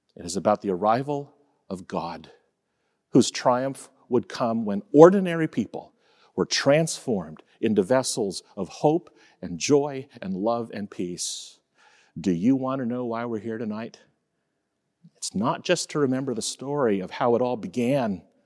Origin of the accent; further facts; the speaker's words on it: Fort Lauderdale, Florida, United States; I was born on January ninth, nineteen seventy-three, and shortly before that, my mom started having contractions in the small apartment where my parents were living in Fort Lauderdale, Florida